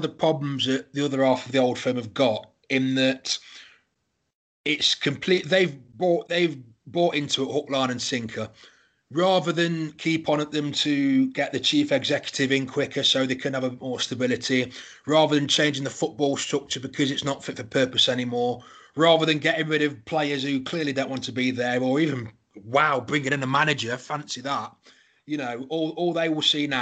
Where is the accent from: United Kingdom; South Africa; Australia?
United Kingdom; England; I'm a Rangers fan, I'm a unionist, and I'm an Englishman in that order